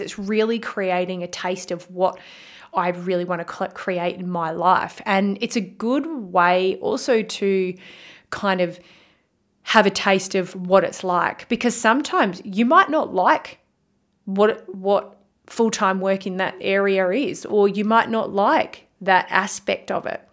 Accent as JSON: {"language": "English", "town": "Bunbury", "region": "Western Australia", "country": "Australia", "tie": "born or raised there", "moved": "as an adult", "lives_now": "Perth, Australia", "said": "I left my hometown in Bunbury, W A, to move to Perth"}